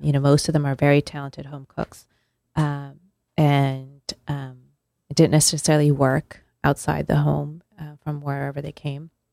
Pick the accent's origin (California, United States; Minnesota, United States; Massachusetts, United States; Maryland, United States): California, United States; moved away; I was born and raised in California